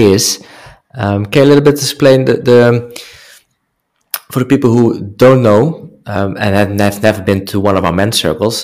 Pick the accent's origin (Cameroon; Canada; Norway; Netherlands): Netherlands; English is a second language; moved away; I'm from the Netherlands